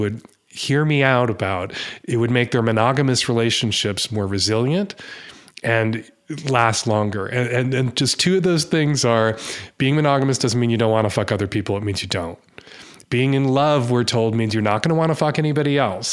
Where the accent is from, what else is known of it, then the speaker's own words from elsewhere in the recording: United States; as an American